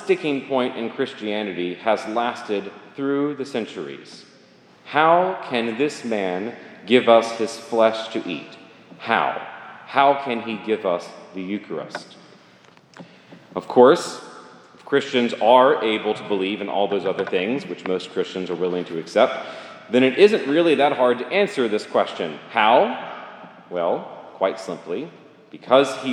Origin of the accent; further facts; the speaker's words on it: Jackson, Mississippi, United States; now in Greenville, United States; I grew up here in Jackson